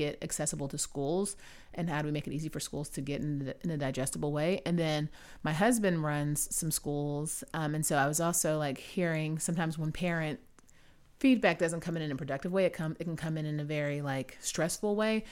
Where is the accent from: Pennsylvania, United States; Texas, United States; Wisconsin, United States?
Texas, United States; Houston; moved away; I'm from Houston originally